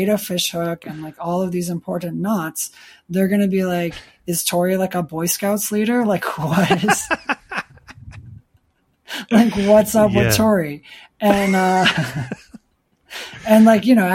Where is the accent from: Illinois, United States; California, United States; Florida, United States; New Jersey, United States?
Illinois, United States; Chicago; also born or lived in Michigan; I grew up in Chicago, but we went up to like Michigan and I spent time in the woods growing up